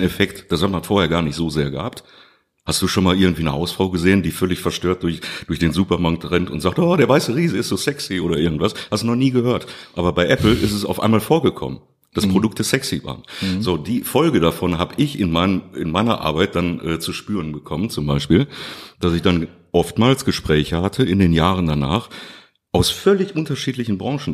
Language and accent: German; Duisburg, North Rhine-Westphalia, Germany; moved away as an adult; now in Krefeld, Germany; ich bin da geboren worden in Duisburg-Rheinhausen und ähm, ich habe wirklich in unterschiedlichsten Stadtteilen gelebt